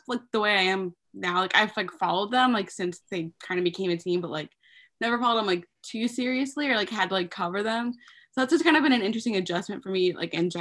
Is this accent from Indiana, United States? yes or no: yes; 2 hours north of Indianapolis, United States; my hometown, which is like 2 hours north of Indy already